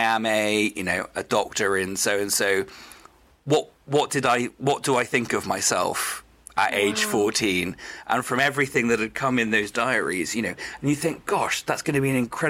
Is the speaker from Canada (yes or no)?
no; Wales, United Kingdom; I grew up in Wales. I'm a Welsh person